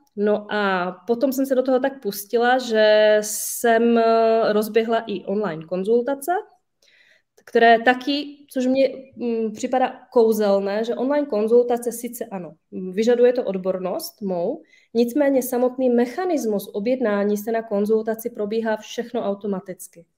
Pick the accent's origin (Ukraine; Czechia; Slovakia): Slovakia; now in Czech Republic; já sama jsem ze Slovenska